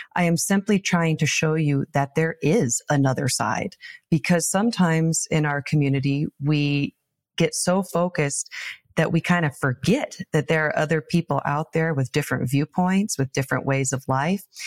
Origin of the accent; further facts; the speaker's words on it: Taylor, Nebraska, United States; my hometown of Taylor, Nebraska. Population one hundred and ninety. I was born and raised here